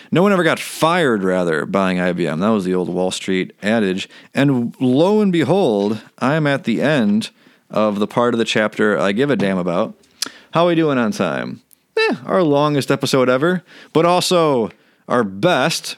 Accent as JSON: {"language": "English", "country": "United States", "said": "I'm an American"}